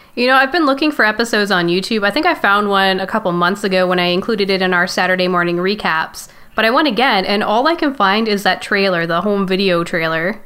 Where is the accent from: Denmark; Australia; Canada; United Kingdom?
Canada; I'm Canadian